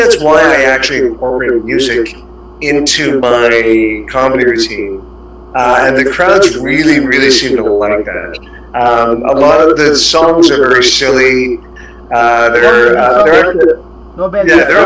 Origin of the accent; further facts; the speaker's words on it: Canada; moved away as an adult; now in Singapore; I'm a Canadian, so I've been here actually 14 years next month.